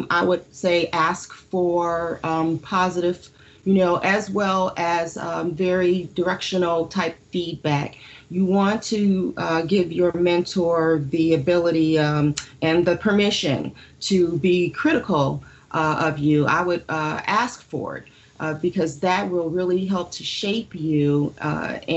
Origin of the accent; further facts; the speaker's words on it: Detroit, Michigan, United States; Growing up in Detroit, I attended a college that was Detroit College